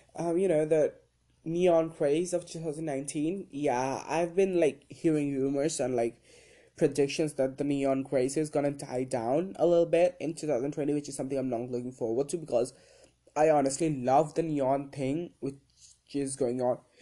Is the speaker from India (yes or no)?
yes; India; me being an Indian citizen